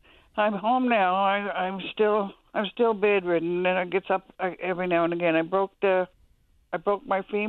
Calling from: Traytown, Newfoundland and Labrador, Canada; I'm calling from Traytown.

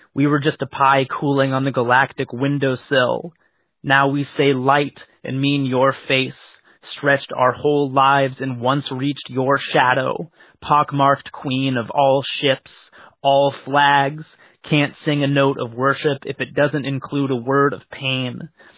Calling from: Oakland, California, United States; I'm calling from Oakland, California

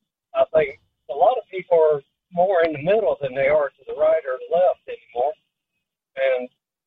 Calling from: Ocala, Florida, United States; I'm calling from Ocala, Florida tonight.

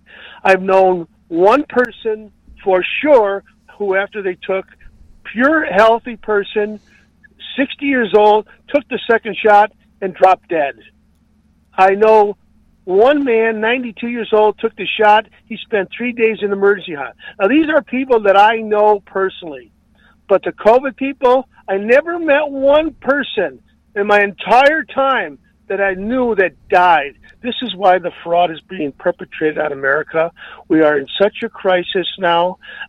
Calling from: California, United States; Yeah, I'm calling from Communist California.

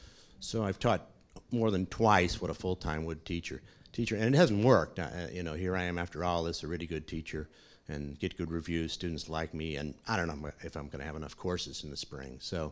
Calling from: St. Louis, Missouri, United States; I'm … from St. Louis, and I just have a couple things to share

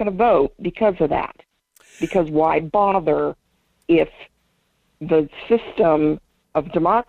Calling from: Fairbanks, Alaska, United States; This is … from Fairbanks.

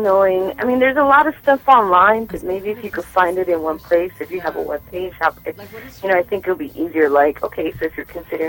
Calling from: Inglewood, California, United States

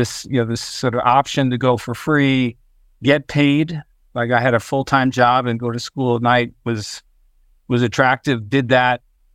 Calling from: Princeton, New Jersey, United States; I'm in Princeton, New Jersey.

